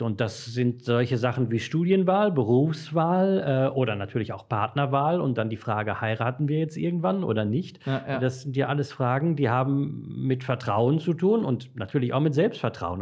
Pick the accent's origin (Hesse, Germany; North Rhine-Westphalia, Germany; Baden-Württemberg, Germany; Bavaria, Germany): North Rhine-Westphalia, Germany; Dortmund; moved away as an adult; also born or lived in Brakel, East Westphalia; Ich komme gebürtig aus Dortmund